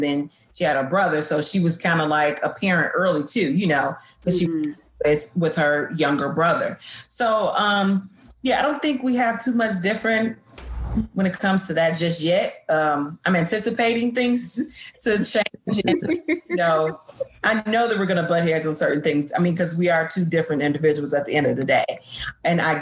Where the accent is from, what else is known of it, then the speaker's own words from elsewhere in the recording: Chicago, Illinois, United States; I was born and raised in Chicago